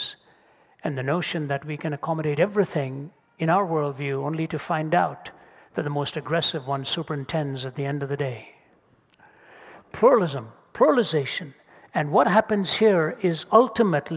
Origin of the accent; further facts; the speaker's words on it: India; moved away; I come from India, speak two or three myself